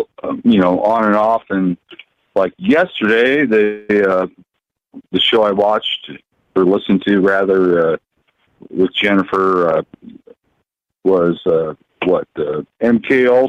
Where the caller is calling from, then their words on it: Oregon, United States; Jack in Oregon.